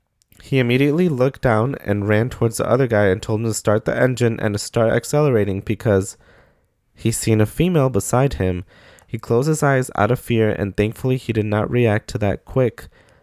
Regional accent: South Carolina, United States; I'm from South Carolina, Southern Mexican, also a Nosavo kid too.

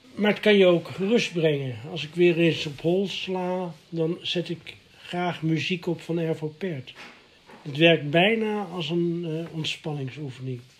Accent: The Hague, South Holland, Netherlands; In mijn jeugd was er in Den Haag

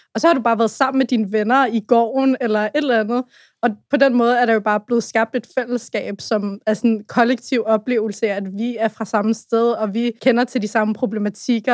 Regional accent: Brøndby Strand, Capital Region of Denmark, Denmark; Jeg har boet på Vestegnen hele mit liv og vokset op i Frømby Strand

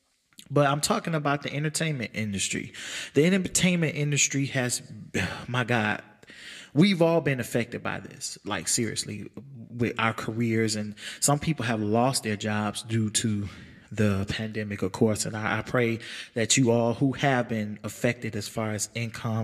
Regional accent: United States; as American people

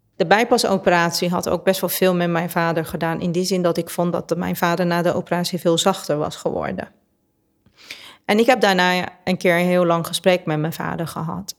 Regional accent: Tehran, Tehran Province, Iran; now in Netherlands; Ik ben in Teheran geboren, dus de hoofdstad van Perzië

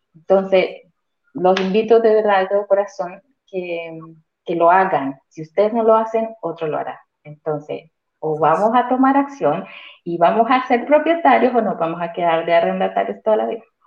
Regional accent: Colombia; moved away as an adult; now in Santiago, Chile; vivo en Santiago de Chile aproximadamente ya casi cuatro años, soy colombiana

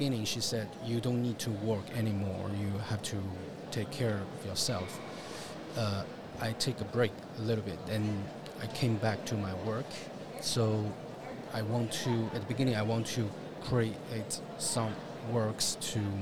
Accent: Shanghai, China; English is a second language; moved away as an adult; now in Paris, France; my hometown Shanghai

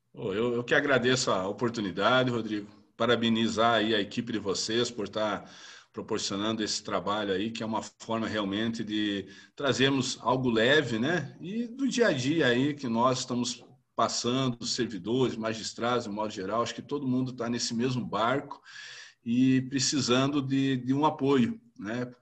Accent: interior of Rio Grande do Sul, Brazil; now in Federal District, Brazil; Eu sou do interior do Rio Grande do Sul, né? Família tradicional e, e criado na roça

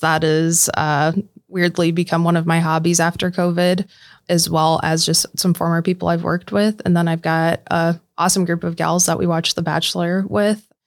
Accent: Lawton, Iowa, United States; moved away as an adult; also born or lived in Sioux City, Iowa; now in Omaha, United States; It was back in my hometown of Lawton, Iowa. I ended up staying in the same town that I grew up in for a long period of time

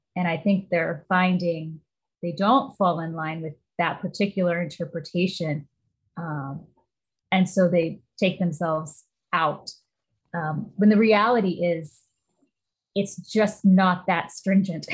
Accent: Midwest, United States; now in Pacific Northwest, United States; I grew up in the Midwest

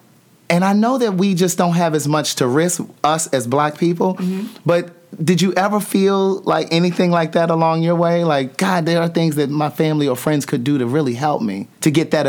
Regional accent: Maryland, United States; because I'm from Maryland.

